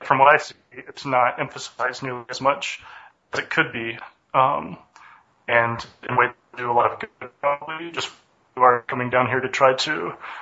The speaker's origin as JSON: {"language": "English", "region": "the South", "country": "United States", "tie": "born or raised there", "moved": "as an adult", "lives_now": "Haiti", "said": "I grew up in the South"}